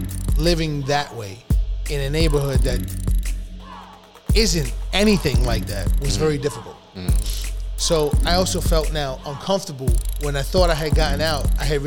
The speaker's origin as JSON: {"language": "English", "town": "New York City", "region": "New York", "country": "United States", "tie": "born or raised there", "said": "I had lived directly in the hood for 17 years. I lived in the Bronx. I grew up on Webb Avenue between Kingsbridge and 190th."}